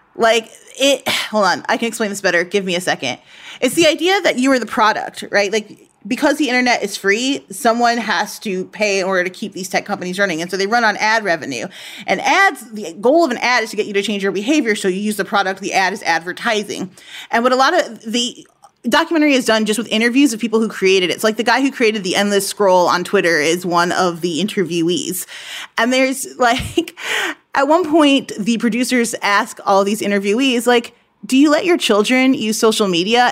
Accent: United States; being an American

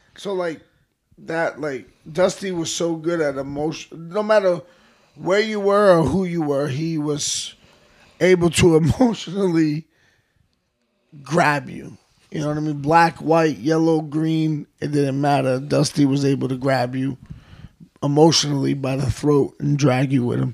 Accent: New York City, New York, United States; we grew up in the Bronx and University Ave

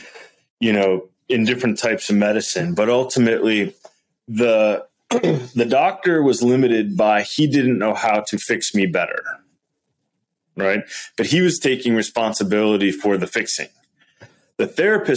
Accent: Wisconsin, United States; I'm from Wisconsin, right? I'm kind of like, you know, like a Midwest kid

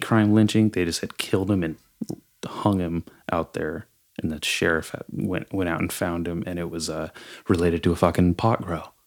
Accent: Nipomo, California, United States; I grew up in Napomo

